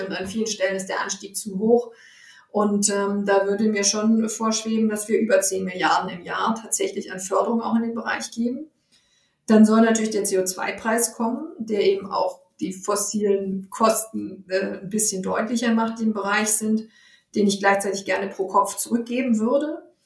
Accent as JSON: {"language": "German", "country": "Germany", "said": "bei uns in Deutschland"}